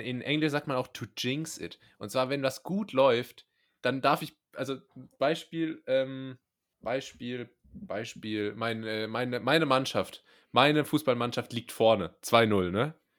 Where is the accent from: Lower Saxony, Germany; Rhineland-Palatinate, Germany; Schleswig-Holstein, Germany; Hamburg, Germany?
Rhineland-Palatinate, Germany; moved away; ich komme ja ursprünglich aus der Pfalz, was ja nicht in Baden-Württemberg liegt